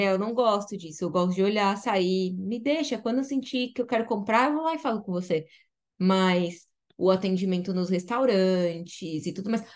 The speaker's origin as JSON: {"language": "Portuguese", "country": "Brazil", "also_born_or_lived": "France / Mexico", "moved": "as an adult", "lives_now": "Manchester, United Kingdom", "said": "assim como nós brasileiros"}